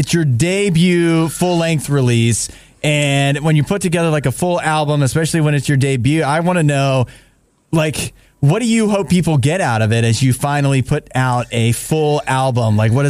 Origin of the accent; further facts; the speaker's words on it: Canada; I'm a Canadian, so every time I see somebody from Canada in like American news